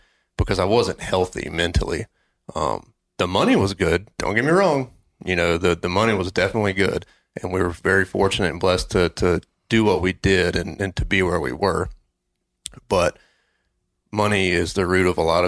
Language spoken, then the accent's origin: English; North Carolina, United States; also born or lived in Boone, North Carolina; I was actually back in my hometown. I was a student at Appalachian State in Boone in the mountains of North Carolina, and I had moved back home to do an internship with a local police department